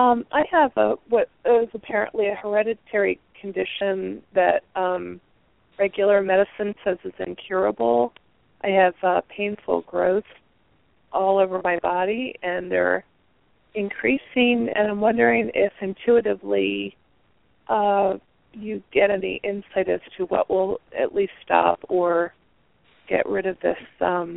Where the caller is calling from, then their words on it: Eastern Pennsylvania, United States; I'm calling from Eastern Pennsylvania, and like the last caller, I'll be 54 in September.